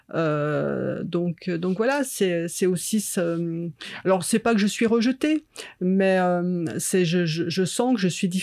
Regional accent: Chambéry, Auvergne-Rhône-Alpes, France; moved away as an adult; also born or lived in Paris; J'ai grandi sur Chambéry, en fait, sur un petit village euh, sur les hauteurs de Chambéry

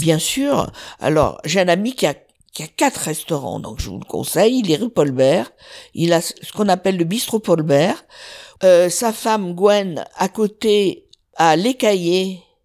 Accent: south of France, France; je suis originaire du sud

